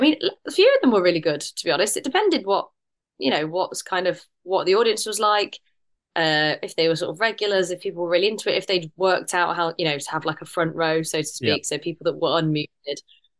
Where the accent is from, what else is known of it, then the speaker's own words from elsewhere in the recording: United Kingdom; but I'm too British in the sense that it's like it's just me